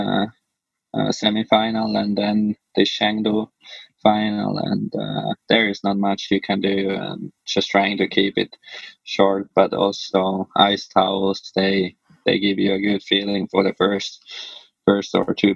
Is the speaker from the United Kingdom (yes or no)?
no; Finland; moved away; also born or lived in Switzerland; I grew up in Finland, and then I lived like 7 years in Switzerland